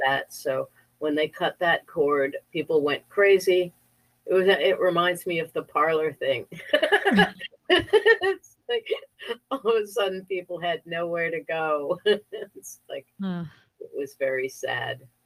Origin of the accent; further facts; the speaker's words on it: Connecticut, United States; I grew up in Connecticut, a very small, wealthy town in Connecticut